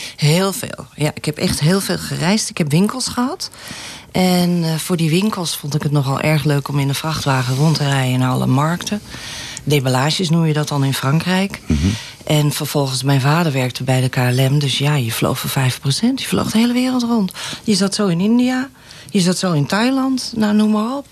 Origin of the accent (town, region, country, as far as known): Amstelveen, North Holland, Netherlands; now in Laren, Netherlands